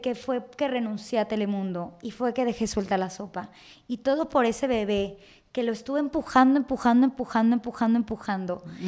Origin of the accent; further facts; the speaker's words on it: Mexico; uno como mexicano, uno creció con esa televisión